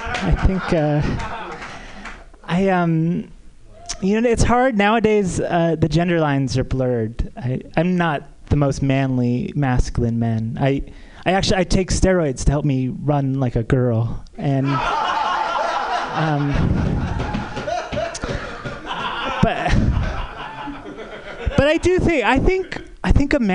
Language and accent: English; San Diego, California, United States; moved away as an adult; also born or lived in New York; now in Hollywood, United States; I'm from San Diego